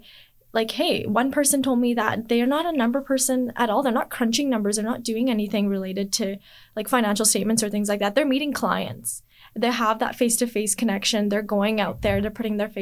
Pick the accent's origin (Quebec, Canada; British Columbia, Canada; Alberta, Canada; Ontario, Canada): Alberta, Canada; Edmonton; So I was born and raised in Edmonton